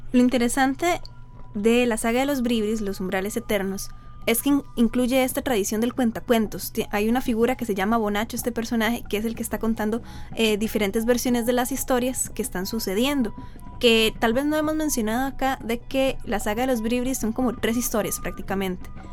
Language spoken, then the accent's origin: Spanish; Costa Rica; como los ticos decimos aquí